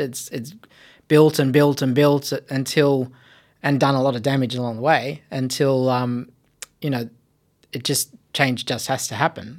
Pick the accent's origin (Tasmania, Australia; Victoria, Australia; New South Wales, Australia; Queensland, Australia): New South Wales, Australia; Blue Mountains; I was born in the Blue Mountains and I grew up right on the edge of what would become the national park there